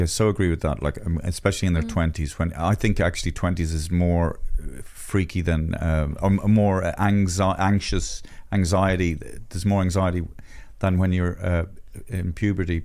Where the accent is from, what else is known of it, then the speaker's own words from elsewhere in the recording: Ireland; being Irish